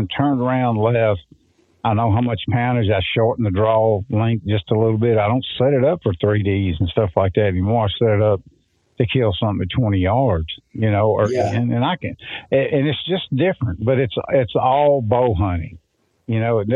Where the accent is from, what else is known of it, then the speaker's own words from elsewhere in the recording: Mississippi, United States; growing up in Mississippi